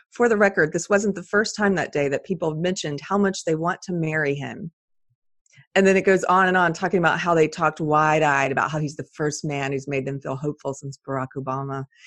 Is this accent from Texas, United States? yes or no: yes; Texas, United States; my rights as a Texan